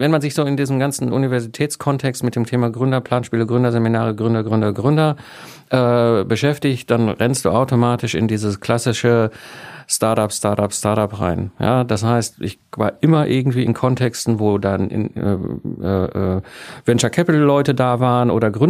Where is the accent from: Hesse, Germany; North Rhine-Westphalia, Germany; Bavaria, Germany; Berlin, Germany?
North Rhine-Westphalia, Germany; sondern ich komme ursprünglich aus dem Ruhrpott zwischen Kohle und Stahl aufgewachsen